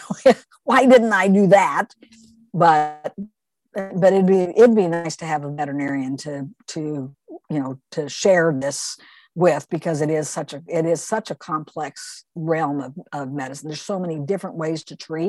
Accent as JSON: {"language": "English", "town": "Wichita", "region": "Kansas", "country": "United States", "tie": "born or raised there", "said": "from my hometown, Wichita, Kansas"}